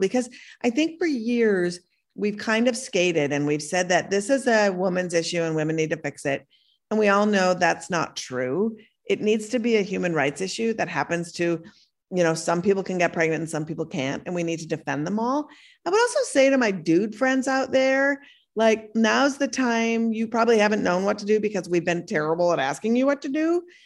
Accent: Minnesota, United States; moved away; also born or lived in Brooklyn; I was born in Minnesota and I live part of the time in Brooklyn

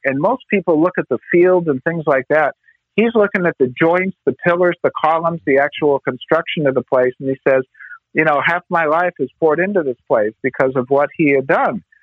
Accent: Pasadena, California, United States; I'm from Pasadena

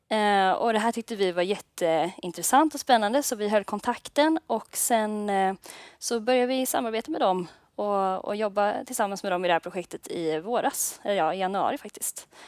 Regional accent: Ljungskile, Västra Götaland, Sweden; moved away as an adult; now in Gothenburg, Sweden; och ehm, jag kommer faktiskt från Ljungskile från början men så har jag flyttat till Göteborg nu för att studera.

